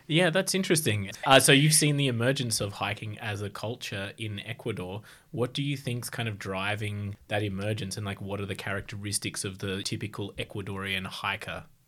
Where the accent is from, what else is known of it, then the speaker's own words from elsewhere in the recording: Australia; I'm white Australian, uh, from a small country town